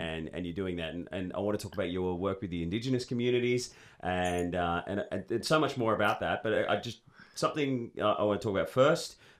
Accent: Sydney, New South Wales, Australia; I grew up in Sydney and my dad made me play rugby league.

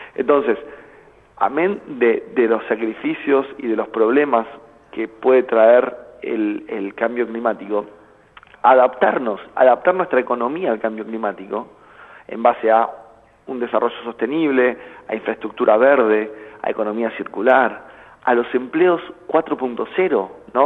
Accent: Argentina

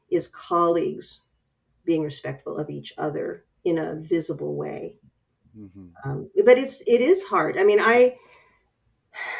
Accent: West Coast, United States; I come from the West Coast

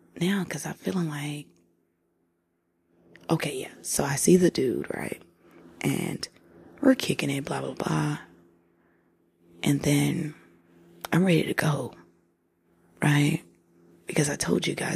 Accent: Tulsa, Oklahoma, United States; I'm from Tulsa

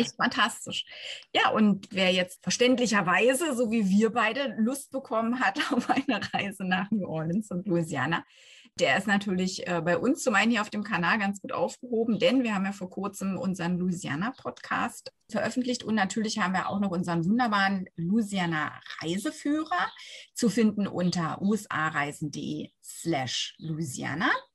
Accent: Berlin, Germany; da sind wir Berliner

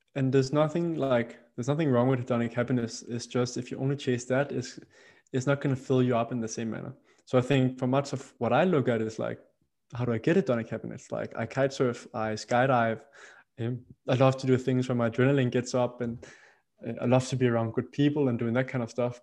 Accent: Roskilde, Zealand, Denmark; I grew up in a, in a city outside of the capital city, uh, Roskilde in uh, in Denmark

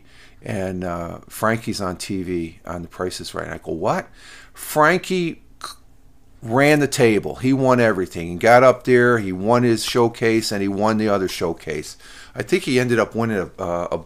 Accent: Minnesota, United States; I was born in Minnesota.

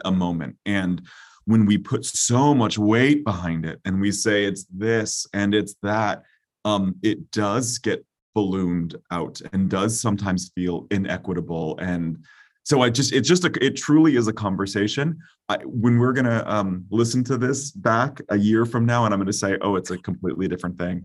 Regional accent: California, United States; now in Philadelphia, United States; as a Californian

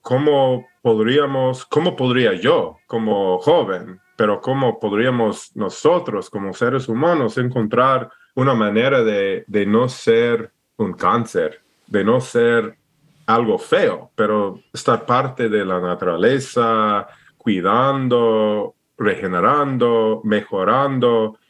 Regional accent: Alaska, United States; Spanish is a second language; moved away as an adult; also born or lived in Idaho / Ecuador / Oregon; nací y, y, creí en Alaska y un poco en Idaho.

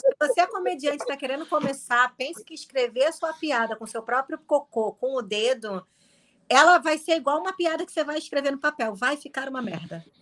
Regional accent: Nova Iguaçu, Rio de Janeiro, Brazil; eu sou de Nova Iguaçu, que é do lado

